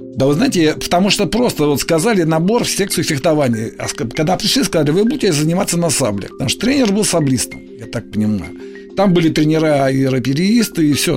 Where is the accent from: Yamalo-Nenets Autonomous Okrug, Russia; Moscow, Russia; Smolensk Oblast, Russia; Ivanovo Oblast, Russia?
Moscow, Russia; Я москвич, да. И где-то в 57 году наша семья из пятикомнатной переехала